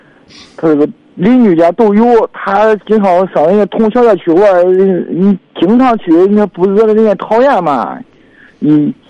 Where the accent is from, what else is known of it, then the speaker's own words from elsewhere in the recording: Liaocheng, Shandong, China; 我家是聊城的。